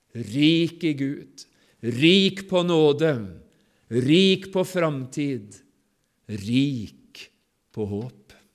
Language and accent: Norwegian; Sotra, Vestland, Norway; Hjemme på Sotra